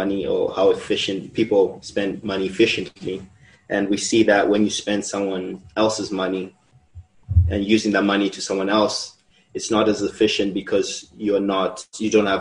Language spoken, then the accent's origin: English; Zimbabwe; now in Mexico; I am from Zimbabwe, but I am a Mexico resident.